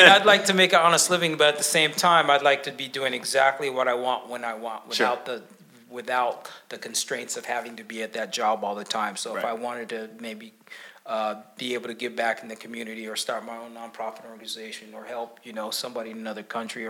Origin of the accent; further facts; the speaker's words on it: Tacoma, Washington, United States; also born or lived in Kampala, Uganda; So I was born in Kampala, Uganda. So my mom's Rwandan, my father's from the U.S., from Mississippi. And I was raised here in Tacoma, Washington. You know, I've lived here all my life. So, you know, I'm 52 now